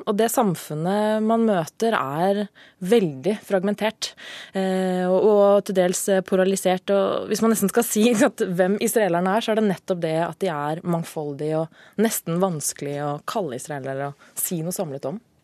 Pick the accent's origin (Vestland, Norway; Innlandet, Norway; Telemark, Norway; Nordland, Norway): Innlandet, Norway; Lillehammer; now in Oslo, Norway; jeg er fra Lillehammer